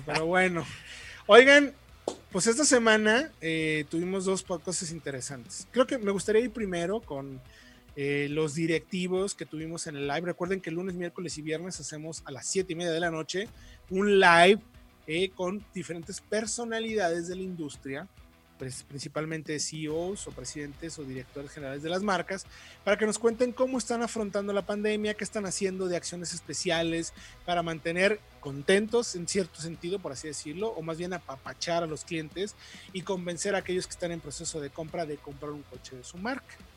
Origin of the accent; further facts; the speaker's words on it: Mexico; como mexicanos